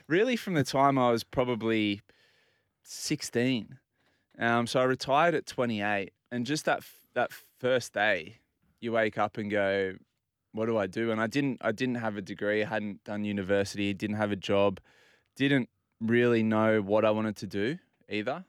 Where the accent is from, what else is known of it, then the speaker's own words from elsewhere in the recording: Port Macquarie, New South Wales, Australia; also born or lived in Inner West, Sydney; now in Bondi, Australia; I grew up in Port Macquarie